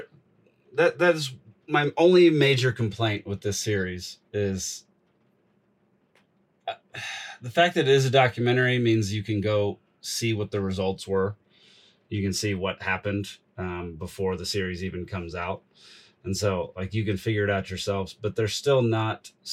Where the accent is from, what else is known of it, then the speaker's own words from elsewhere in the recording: United States; I'm an American